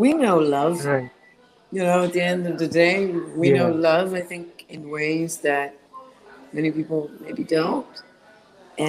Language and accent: English; Israel; English is a second language; now in United States; growing up in Israel